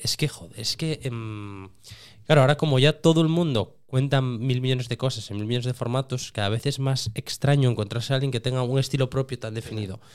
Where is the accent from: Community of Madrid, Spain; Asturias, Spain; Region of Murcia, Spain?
Asturias, Spain; Cerredo; para mí que soy de Cerredo y que viví